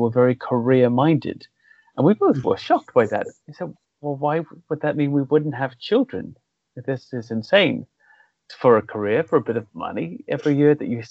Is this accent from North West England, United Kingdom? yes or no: no; Wales, United Kingdom; moved away as an adult; now in London, United Kingdom; I'm from Wales